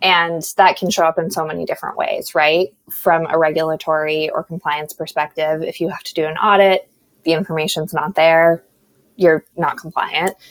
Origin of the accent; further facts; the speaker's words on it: New Mexico, United States; moved away; I'm originally from New Mexico, so desert girl at heart